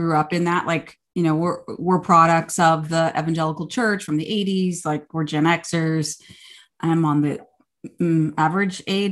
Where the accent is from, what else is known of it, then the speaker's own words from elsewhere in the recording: the South, United States; I grew up in the South. Well, we both did grow up in the South